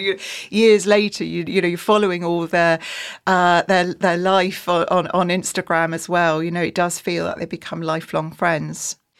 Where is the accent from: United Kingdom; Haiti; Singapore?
United Kingdom; just outside York, Yorkshire and the Humber; I am from Yorkshire, um, just outside York